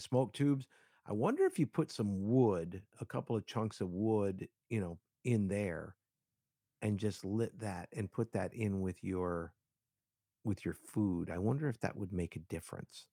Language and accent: English; Miami, Florida, United States; I grew up in Miami